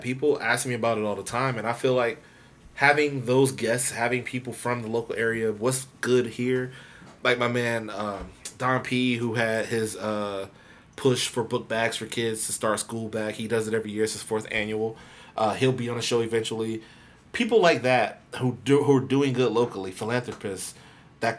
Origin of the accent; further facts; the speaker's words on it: Tampa, Florida, United States; I'm from Tampa. I'm born and raised here.